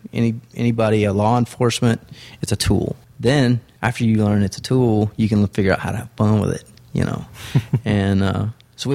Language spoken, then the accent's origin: English; Texas, United States; I'm from Texas.